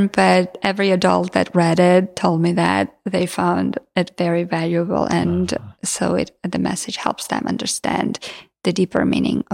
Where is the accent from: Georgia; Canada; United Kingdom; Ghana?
Georgia; first language Georgian; English is a second language; moved away